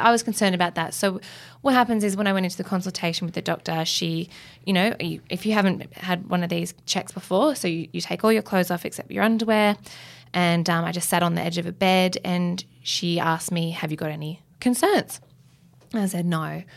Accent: Australia; I'm an Australian girl and I've grown up here my whole life

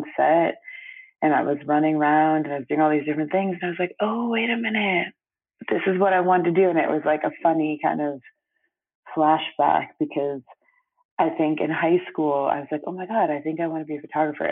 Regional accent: New York City, New York, United States; also born or lived in Brooklyn / Antigua; I grew up on the Upper West Side of Manhattan, New York City, and I grew up with my mom predominantly

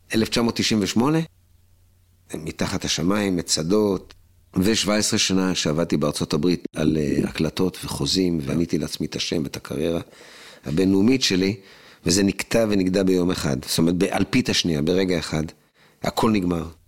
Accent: Israel; אני ישראלי, שר בעברית

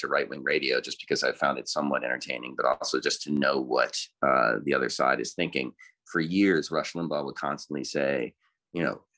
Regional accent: Newtown, Connecticut, United States; I grew up in Newtown, Connecticut, where the school shooting happened

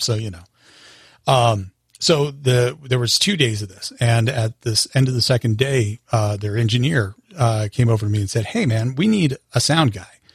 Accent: Longmont, Colorado, United States; I grew up in Longmont, Colorado with my parents

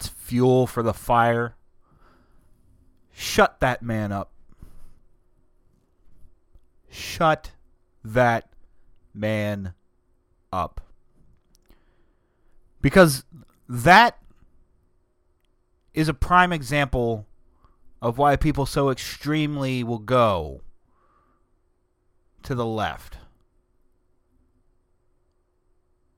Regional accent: Delaware, United States; from Delaware

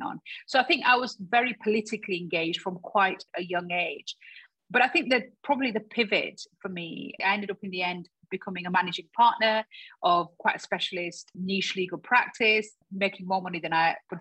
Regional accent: Dewsbury, Yorkshire and the Humber, United Kingdom; I want to stand back in Dewsbury where I was born and raised

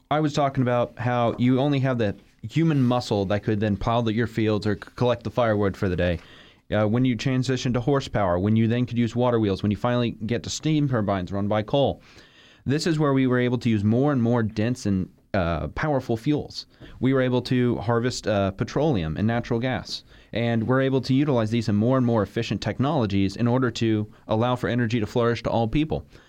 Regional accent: Florida, United States; I'm, I'm from Florida

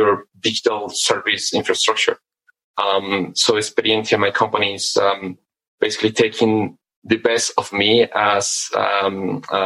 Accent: Mexico; also born or lived in United Kingdom; Born and raised in Mexico. I did my undergraduate education here in Mexico.

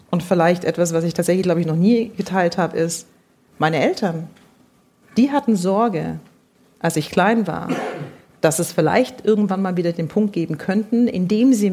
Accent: Stuttgart, Baden-Württemberg, Germany; Stuttgart gut, wollen Sie den Stadtteil wissen? Dann habe ich den Stadtteil genannt.

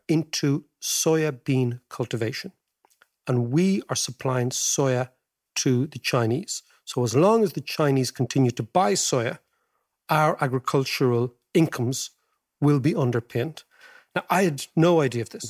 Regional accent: Ireland; our great-grandparents as Irish people

